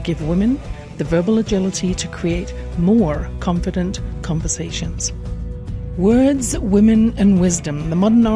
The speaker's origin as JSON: {"language": "English", "region": "England", "country": "United Kingdom", "tie": "born or raised there"}